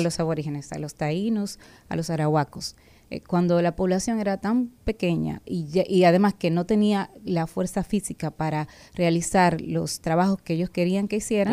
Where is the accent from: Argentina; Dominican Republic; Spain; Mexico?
Dominican Republic